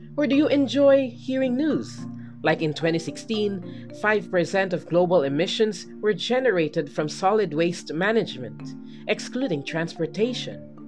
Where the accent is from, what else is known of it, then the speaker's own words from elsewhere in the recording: Philippines; as a Filipino student citizen